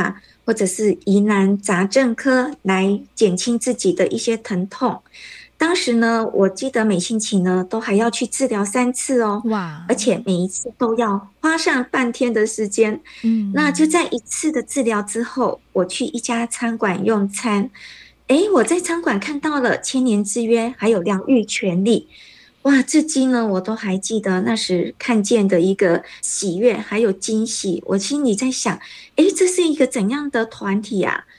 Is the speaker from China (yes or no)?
no; Taiwan; moved away as an adult; now in Kuala Lumpur, Malaysia; 那我是来自台湾，因为嫁到马来西亚，所以呢现在住在吉隆坡。